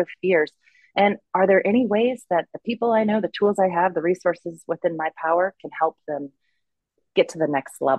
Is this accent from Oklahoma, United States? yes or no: yes; Oklahoma, United States; we settled back into my hometown, Oklahoma